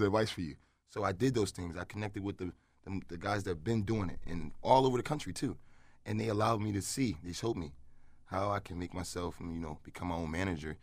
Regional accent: Philadelphia, Pennsylvania, United States; I was from Philly

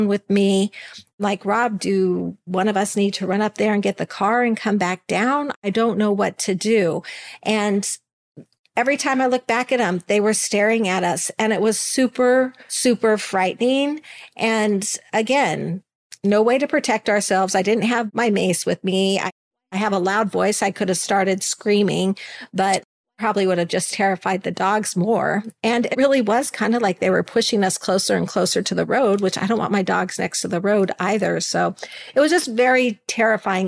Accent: Alaska, United States; moved away; I'm from Alaska. I live where there are bears and moose and other really big things to be worried about

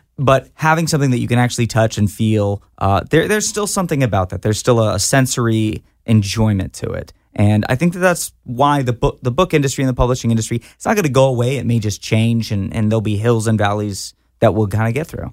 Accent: Fort Worth, Texas, United States; I grew up in Fort Worth, Texas

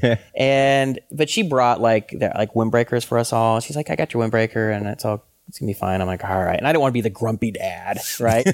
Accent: Atlanta, Georgia, United States; also born or lived in Chicago; now in Pasadena, United States; I grew up in Atlanta

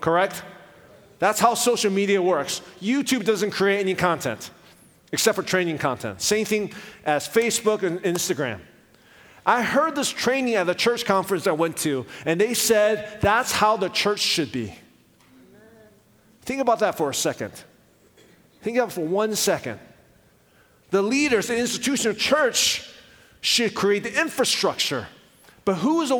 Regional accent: Richmond, Virginia, United States; also born or lived in Taiwan; when we came to the United States, my dad pastored a church in Richmond, Virginia

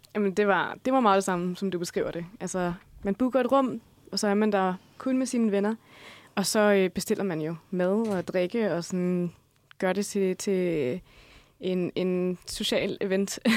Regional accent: Denmark; vi danskere

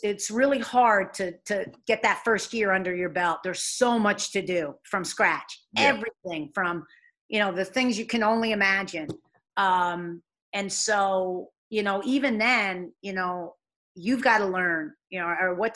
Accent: New York, United States; moved away as an adult; now in Rhode Island, United States; I'm a New Yorker

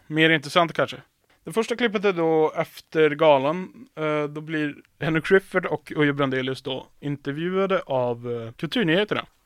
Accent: Piteå, Norrbotten County, Sweden; moved away; jag och mina vänner hemma i Piteå

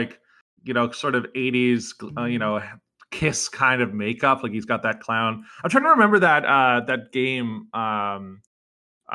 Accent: British Columbia, Canada; we're both British Columbia kids.

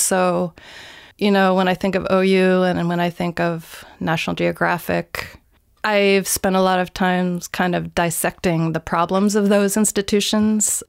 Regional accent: Greenbelt, Maryland, United States; moved away as an adult; also born or lived in Los Angeles, California; I grew up in Greenbelt

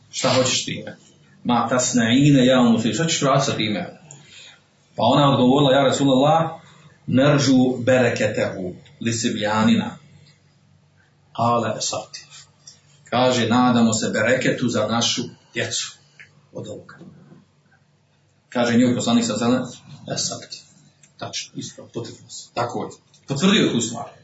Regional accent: Bosnia & Herzegovina; kod nas u Bosni ovdje, kod Tuzga

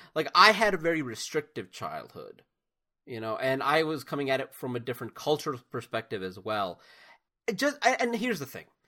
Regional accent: United States; as an American

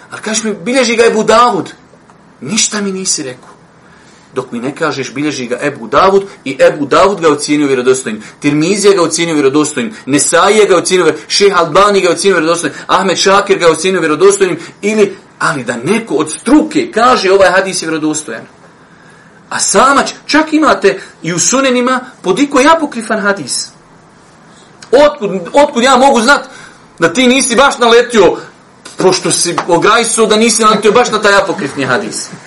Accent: Bosnia & Herzegovina; kod nas u Bosni

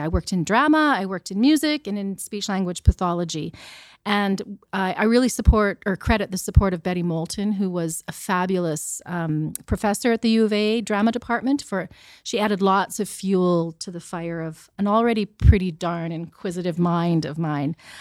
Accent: Sherwood Park, Alberta, Canada; I grew up in Sherwood Park

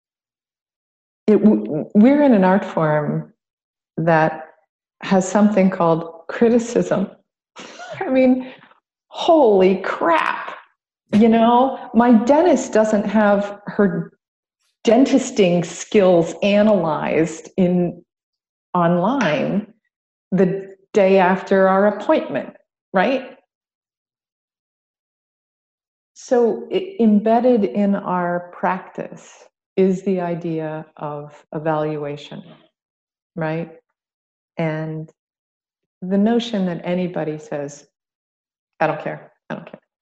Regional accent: Ohio, United States; now in Atlanta, United States; WASPy, I'm from Ohio

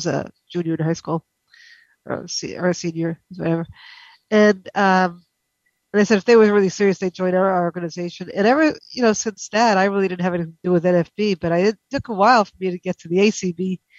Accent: New York, United States; I was originally from New York

